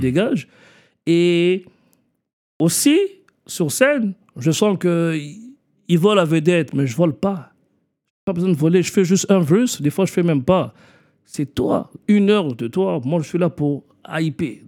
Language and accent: French; Montreal, Quebec, Canada; also born or lived in Kinshasa, Democratic Republic of the Congo; J'ai grandi à Parkex